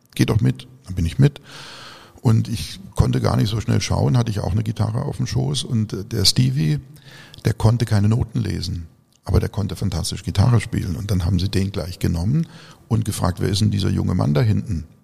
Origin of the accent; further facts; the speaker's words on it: region around Baden-Baden, Baden-Württemberg, Germany; in meiner Heimatregion um Baden-Baden